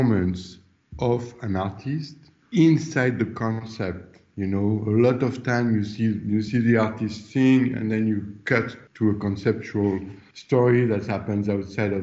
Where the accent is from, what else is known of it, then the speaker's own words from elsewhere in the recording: France; moved away as an adult; also born or lived in Los Angeles; I'm from France and I, Los Angeles at the time, I've been in Los Angeles for 9 years.